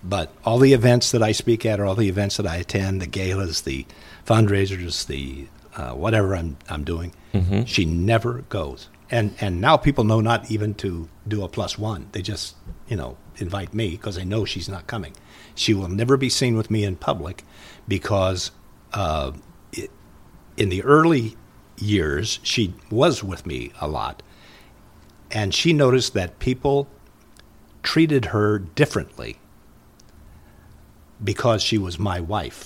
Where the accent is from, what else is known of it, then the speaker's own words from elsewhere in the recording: Muncie, Indiana, United States; now in Minnesota, United States; I'm from Indiana